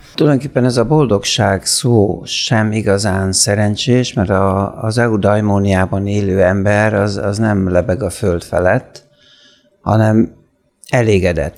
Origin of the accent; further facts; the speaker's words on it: Hungary; én egyébként magyar vagyok, hogy európai vagyok